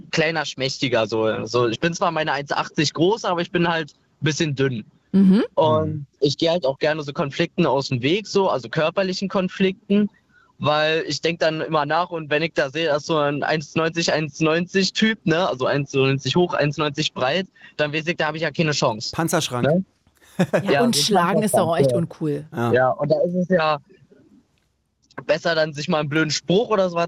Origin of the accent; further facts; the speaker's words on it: Glöwen, Brandenburg, Germany; Aus Glöwen.